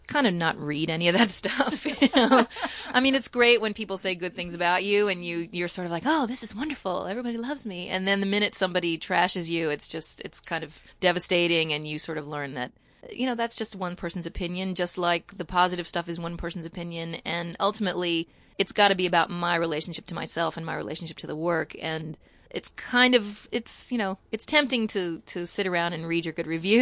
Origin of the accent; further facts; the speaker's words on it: Kentucky, United States; now in Sullivan County, New York, United States; I grew up in Kentucky and, you know, in a small town